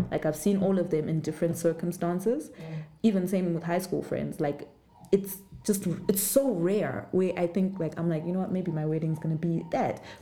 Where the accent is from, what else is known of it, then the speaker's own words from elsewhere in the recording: Zimbabwe; moved away; growing up in Zim